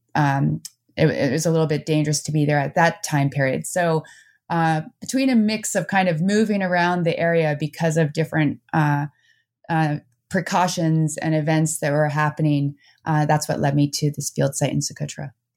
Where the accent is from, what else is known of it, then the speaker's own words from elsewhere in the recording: New Jersey, United States; also born or lived in Netherlands; now in Vermont, United States; I moved to New Jersey